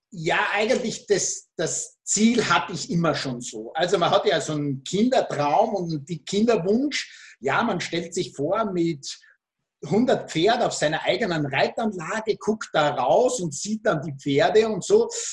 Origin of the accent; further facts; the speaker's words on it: Austria; Österreich, mein Heimatland